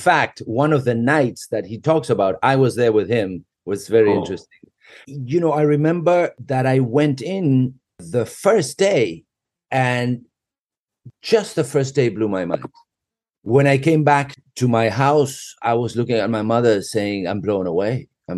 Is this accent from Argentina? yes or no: yes; Argentina; we are from Great Britain. I consider myself a complete RG. However, I did go to a very British school in Argentina, sort of like a Harry Potter kind of school